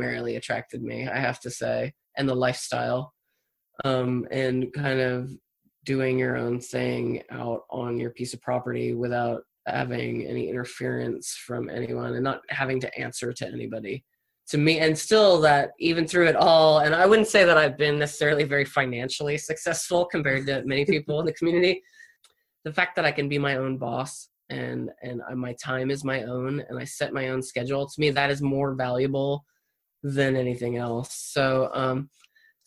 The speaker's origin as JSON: {"language": "English", "region": "East Coast", "country": "United States", "tie": "born or raised there", "also_born_or_lived": "Florida / Seattle, Washington", "moved": "as an adult", "lives_now": "Humboldt County, United States", "said": "I was born on the East Coast, very far away from Humboldt County. And I kind of have a different story than many people here in that, because I grew up on the East Coast"}